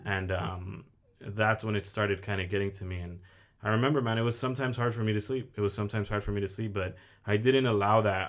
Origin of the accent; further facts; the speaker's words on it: Oxnard, California, United States; born and raised in Oxnard, I am twenty-five